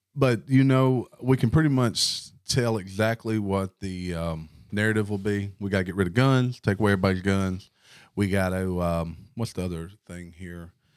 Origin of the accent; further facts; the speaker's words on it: the Delta, United States; we are from the Delta